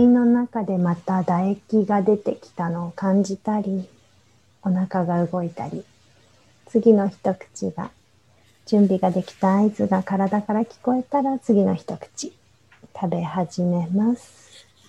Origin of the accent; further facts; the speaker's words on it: Japan; also born or lived in Egypt / India; 日本で生まれ育ってるので